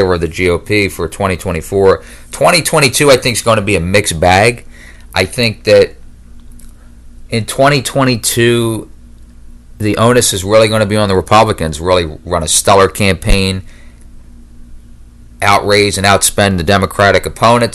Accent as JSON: {"language": "English", "region": "Pennsylvania", "country": "United States", "tie": "born or raised there", "said": "my home state of Pennsylvania"}